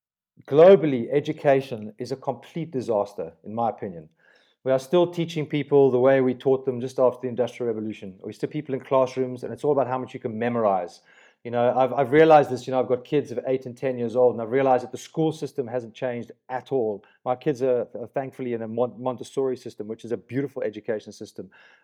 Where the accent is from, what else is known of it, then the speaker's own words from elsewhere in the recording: Johannesburg, Gauteng, South Africa; also born or lived in Kenya / Nigeria / Middle East; I grew up in Kenya, Nigeria, in the Middle East. So got to Johannesburg when I was like 9 and had a completely multicultural upbringing.